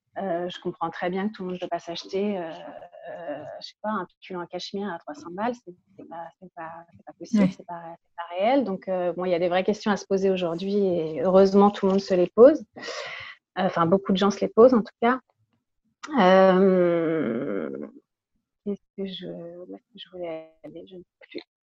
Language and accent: French; Paris, Île-de-France, France; je suis née à, à Paris, je vis toujours à Paris.